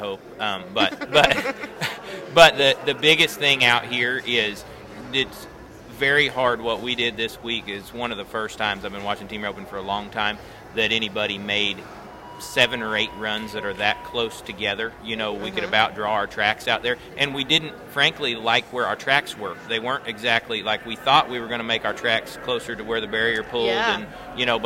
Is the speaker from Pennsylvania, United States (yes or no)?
no; Kansas, United States; I was born in Kansas